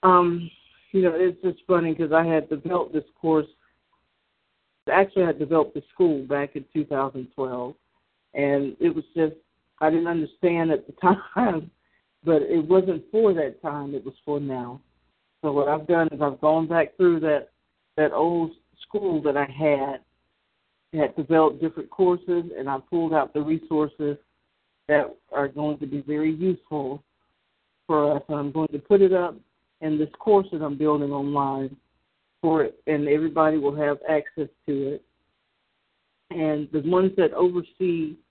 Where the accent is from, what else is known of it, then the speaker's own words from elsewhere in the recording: the South, United States; because I'm from the South.